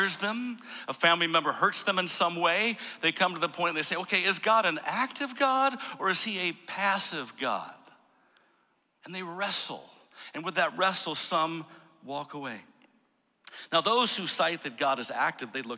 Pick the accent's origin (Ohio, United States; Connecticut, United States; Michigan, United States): Michigan, United States; Jenison; now in Cincinnati, United States; I grew up in Jenison, Michigan